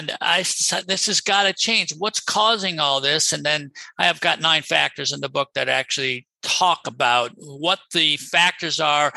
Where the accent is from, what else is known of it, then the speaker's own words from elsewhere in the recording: Rochester, United States; moved away as an adult; also born or lived in Boston / New Orleans; I'm originally from Rochester